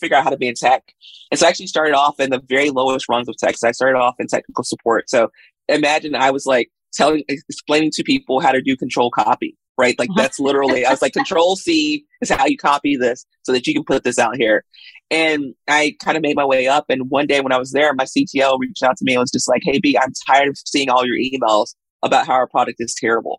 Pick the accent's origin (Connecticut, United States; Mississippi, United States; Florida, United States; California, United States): Mississippi, United States; now in Los Angeles, United States; I'm originally from Mississippi. So I was born in Mississippi to a single mother